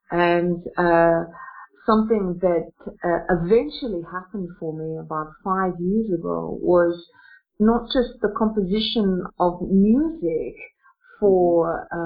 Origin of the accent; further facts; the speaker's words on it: Australia; now in Russia; I'm an Australian woman, but Interestingly enough, I'm an Australian woman who lives in Russia and uh, I'm 52 years old.